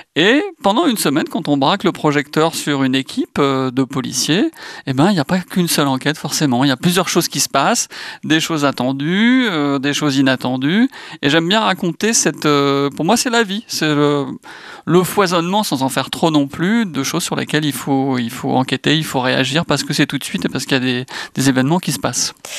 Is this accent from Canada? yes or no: no; Brittany, France; en tant que breton